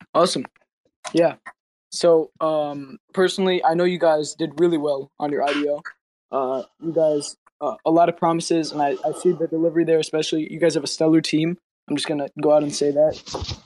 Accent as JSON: {"language": "English", "country": "United States", "said": "I'm American."}